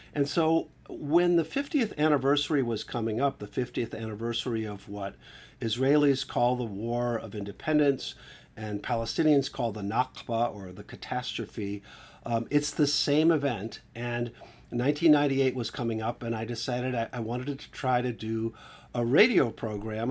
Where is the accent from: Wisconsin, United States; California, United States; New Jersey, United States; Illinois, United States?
Wisconsin, United States; Milwaukee; I grew up Catholic in, in, uh, the upper Midwest in Milwaukee